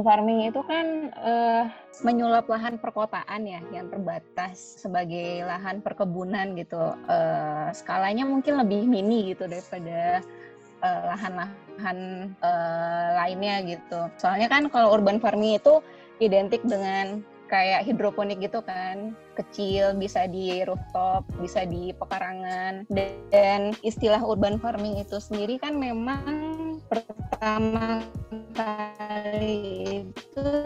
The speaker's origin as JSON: {"language": "Indonesian", "town": "Padang", "region": "West Sumatra", "country": "Indonesia", "moved": "yes", "lives_now": "Bogor, Indonesia", "said": "asalnya Padang tapi tinggalnya di Bogor"}